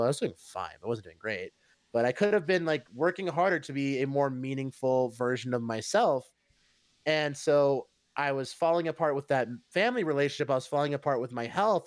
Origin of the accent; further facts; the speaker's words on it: Cincinnati, Ohio, United States; I'm from Cincinnati